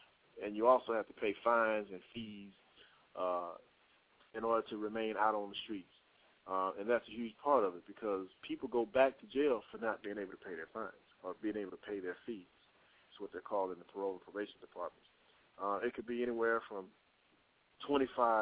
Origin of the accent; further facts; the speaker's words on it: Texas, United States; now in Atlanta, United States; I'm from Texas. I'm living in the Georgia area, Atlanta